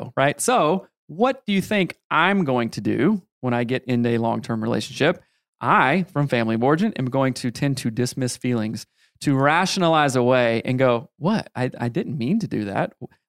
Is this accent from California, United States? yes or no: no; South Carolina, United States; I was raised in the Bible Belt